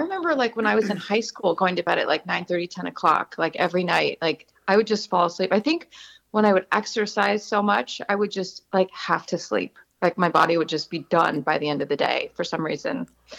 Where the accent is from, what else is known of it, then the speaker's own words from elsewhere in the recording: Montana, United States; also born or lived in San Diego, California; now in Atlanta, United States; I'm from Montana and I grew up in the plains